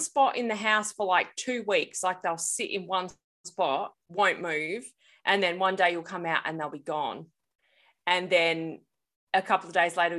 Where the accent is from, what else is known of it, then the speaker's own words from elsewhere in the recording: Australia; come and visit me in Australia